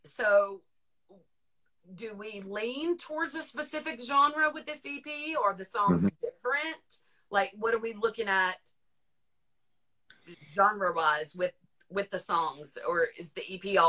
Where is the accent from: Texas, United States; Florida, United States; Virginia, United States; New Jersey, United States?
Virginia, United States; Warrenton; now in North Carolina, United States; I'm from Virginia. I live in North Carolina, and I'm a huge Cowboys fan.